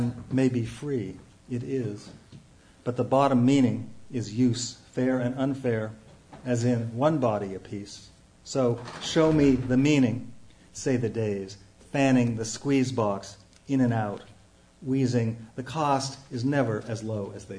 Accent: Youngstown, Ohio, United States; moved away; I'm from Youngstown, Ohio

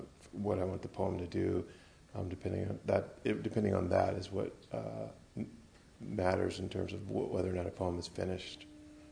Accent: Grand Rapids, Michigan, United States; the city I was born and raised in it, Grand Rapids, Michigan

